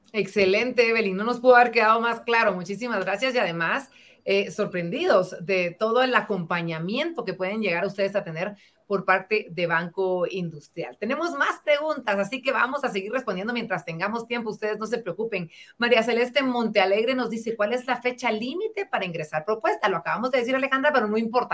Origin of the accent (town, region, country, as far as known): Guatemala